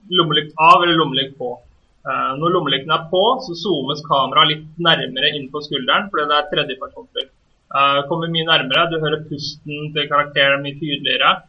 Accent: Norway; vi som nordmenn

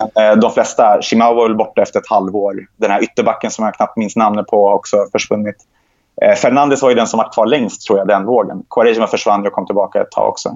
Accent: Sweden; Jag är inte uppvuxen i Gaza, vi är uppvuxen i, i Sverige

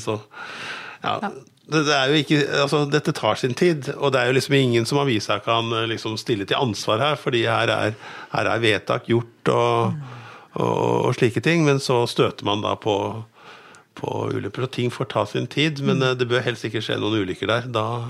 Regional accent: Lillestrøm, Akershus, Norway; now in Gjøvik, Norway; jeg kommer fra Lillestrøm

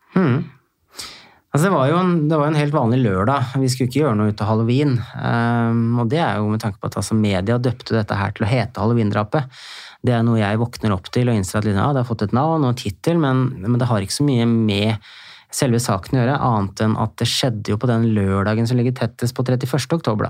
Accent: Hemsedal, Buskerud, Norway; moved away as an adult; also born or lived in Oslo; jeg vokste opp i Hemsedal

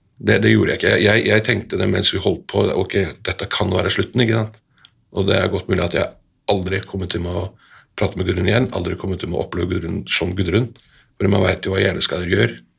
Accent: Iceland; now in Norway; vi er begge to født og oppvokst på Island

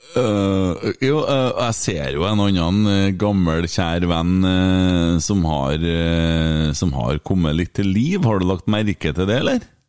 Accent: Åfjord, Trøndelag, Norway

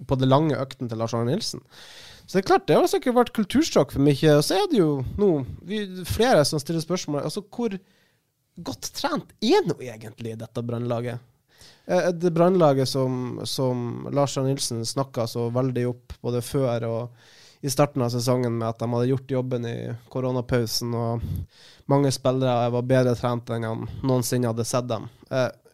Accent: not far from Narvik, Northern Norway, Norway; Jeg er fra Nord-Norge, jeg er ikke så langt fra, fra, Narvik

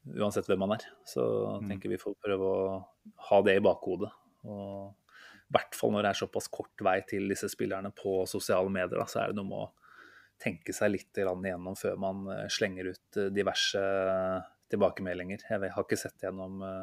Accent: Norway; vi som nordmenn

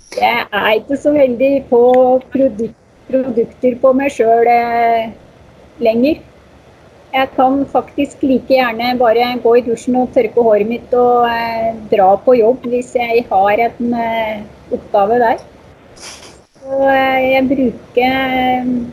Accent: Moelven, Innlandet, Norway; also born or lived in Oslo; etter ett år da, så flytter vi hjem igjen til Moelven.

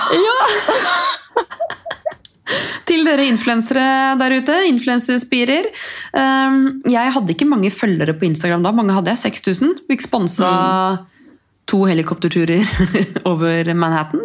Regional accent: Norway; Her kommer jeg fra Norge

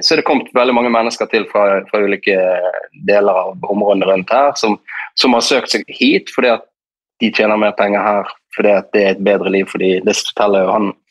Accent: Norway; det livet vi lever hjemme i Norge

